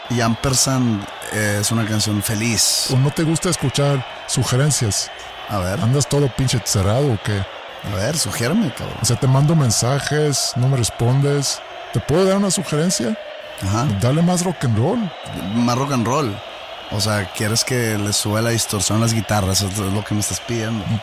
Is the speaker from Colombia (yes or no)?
no; Sinaloa, Mexico; Pues es que, sí, pues tengo ahí familiares, digo, soy de Sinaloa.